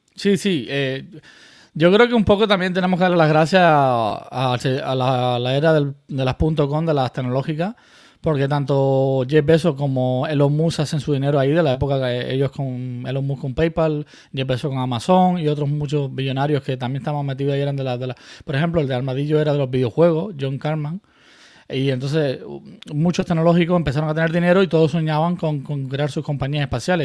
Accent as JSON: {"language": "Spanish", "town": "Murcia", "region": "Region of Murcia", "country": "Spain", "tie": "born or raised there", "also_born_or_lived": "Cuba / Canary Islands", "moved": "as an adult", "lives_now": "United States", "said": "yo me fui de Cuba muy pequeño, con 10 años, entonces eh, llegué a Canarias, luego a Murcia"}